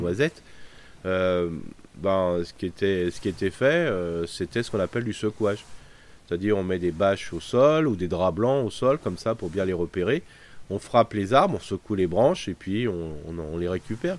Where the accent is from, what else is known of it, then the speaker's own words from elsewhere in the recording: France; chez nous en France